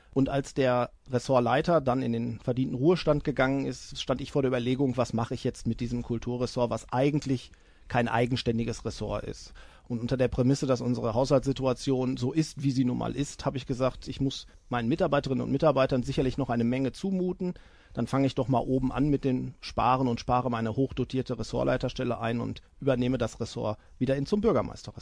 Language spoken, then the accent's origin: German; Iserlohn, North Rhine-Westphalia, Germany; in meinem Heimatdorf Österreich